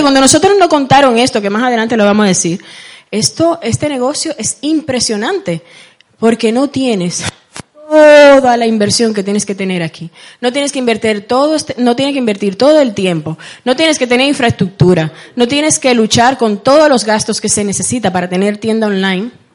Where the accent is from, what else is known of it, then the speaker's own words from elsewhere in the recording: Santo Domingo, Distrito Nacional, Dominican Republic; now in Spain; Yo nací en, República Dominicana, para los que me estaban preguntando anteriormente. Eh, Nací en Santo Domingo, la capital